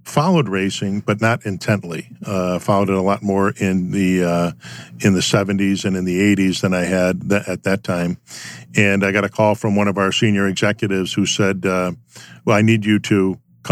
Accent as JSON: {"language": "English", "town": "Chicago", "region": "Illinois", "country": "United States", "tie": "born or raised there", "said": "I was raised in Chicago in the city"}